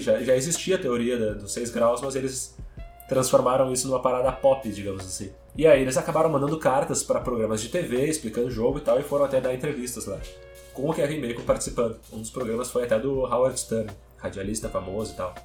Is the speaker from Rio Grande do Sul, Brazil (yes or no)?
yes; Porto Alegre, Rio Grande do Sul, Brazil; Eu sou de Porto Alegre